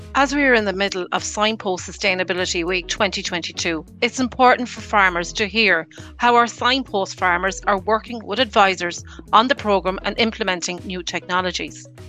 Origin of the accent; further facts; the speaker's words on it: Roscommon, Connacht, Ireland; I'm from Roscommon myself